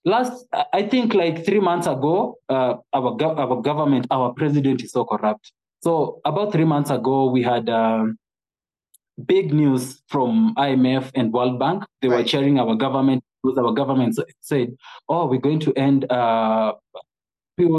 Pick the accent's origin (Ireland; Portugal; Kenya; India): Kenya; I'm a Kenyan from rural Kenya